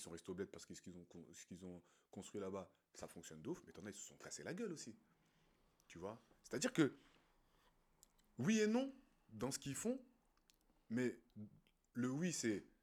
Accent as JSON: {"language": "French", "country": "Côte d’Ivoire", "said": "Du, moins de ce que j'ai vu euh, chez moi en Côte d'Ivoire"}